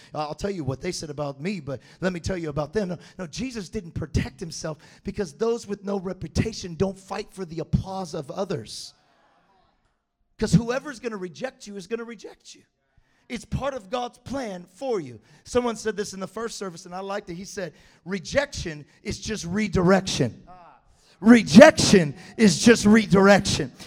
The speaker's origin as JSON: {"language": "English", "town": "Galt", "region": "California", "country": "United States", "tie": "born or raised there", "said": "I grew up in Galt, California."}